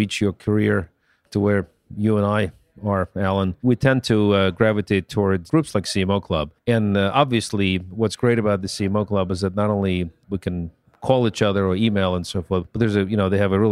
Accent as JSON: {"language": "English", "region": "New York", "country": "United States", "said": "I'm from New York"}